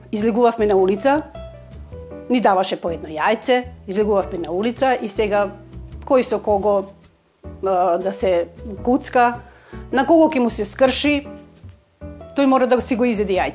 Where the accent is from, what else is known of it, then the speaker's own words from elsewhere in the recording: Skopje, North Macedonia; also born or lived in Ohrid; now in Petrovaradin, Serbia; потекнувам од Македонија. Родена сум во Охрид, али од 4 години сум во Скопје. Моите родители се преселија во Скопје, затоа што татко ми беше полицаец и имаше работа во Скопје.